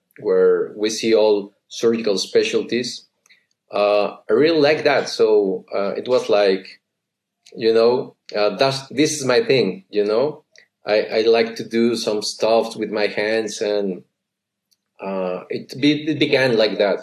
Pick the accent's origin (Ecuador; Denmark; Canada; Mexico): Mexico; San Luis Potosí; I come from San Luis, as you just said. It's a city right in the middle of the country.